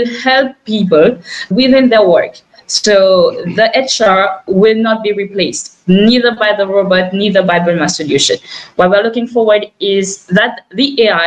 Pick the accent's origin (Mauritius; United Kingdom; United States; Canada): Mauritius; now in France; me and Nabil, we're from Mauritius